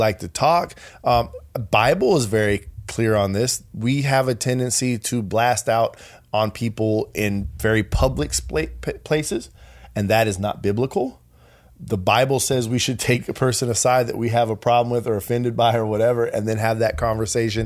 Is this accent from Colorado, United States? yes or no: yes; Colorado, United States; I'm from Colorado